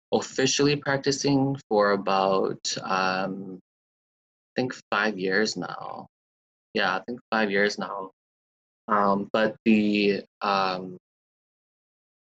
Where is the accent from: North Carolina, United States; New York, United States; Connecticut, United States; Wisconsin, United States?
Wisconsin, United States; Sheboygan; moved away as an adult; now in Milwaukee, United States; Originally, I'm from Sheboygan, but I moved here when I started college